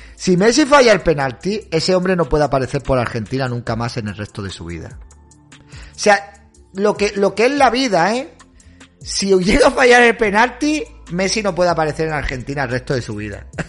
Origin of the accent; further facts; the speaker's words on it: Spain; en España no somos como los argentinos